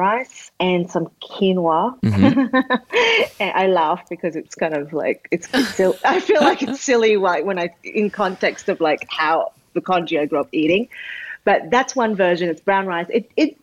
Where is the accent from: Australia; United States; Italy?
Australia; as a kid growing up in Australia, like, I just wanted to be Australian